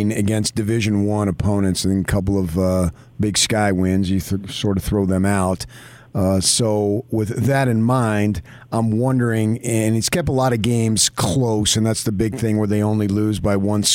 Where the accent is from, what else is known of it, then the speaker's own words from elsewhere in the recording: Arizona, United States; I grew up in Arizona